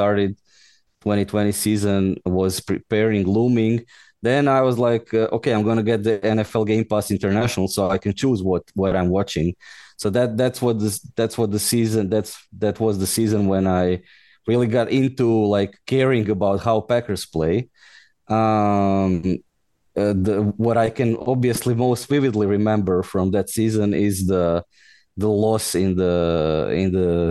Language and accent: English; Osijek, Osijek-Baranja County, Croatia; moved away as an adult; now in Brussels, Belgium; Originally I'm Croatian. I'm from Osijek, Croatia